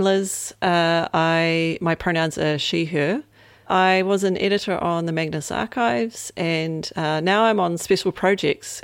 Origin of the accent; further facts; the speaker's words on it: New Zealand; coming from New Zealand specifically, um, or a bit growing up in New Zealand